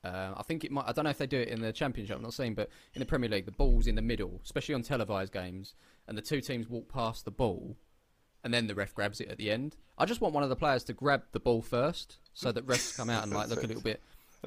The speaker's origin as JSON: {"language": "English", "area": "Essex", "region": "East of England", "country": "United Kingdom", "said": "I'm from Essex, mate"}